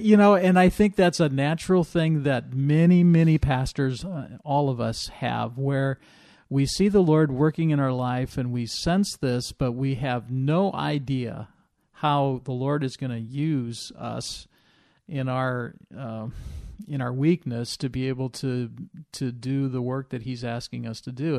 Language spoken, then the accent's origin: English; Illinois, United States; moved away; I grew up in Illinois, right on the Iowa border